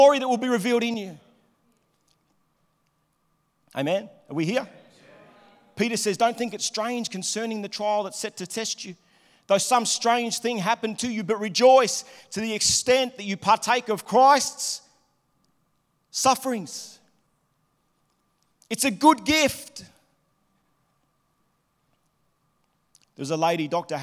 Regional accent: Melbourne, Victoria, Australia; moved away as an adult; also born or lived in Liverpool, Sydney; now in Sydney, Australia; I was living in Melbourne. I grew up in Melbourne.

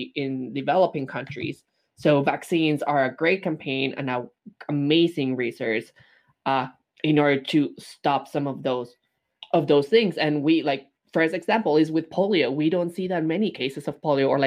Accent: Mexico; moved away; growing up in Mexico

